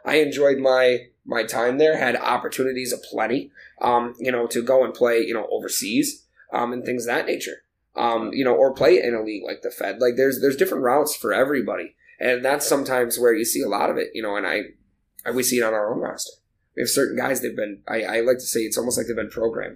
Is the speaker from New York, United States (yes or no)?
no; Michigan, United States; moved away; I'm originally from Michigan. My family's in Michigan